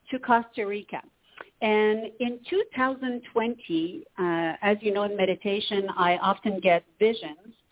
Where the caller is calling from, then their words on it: Canada; Hello, Toni. … from Canada.